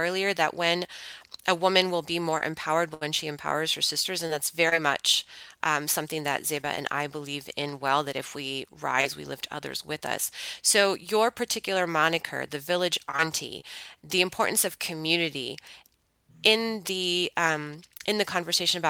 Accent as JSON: {"language": "English", "country": "United States", "tie": "born or raised there", "said": "born and raised in America"}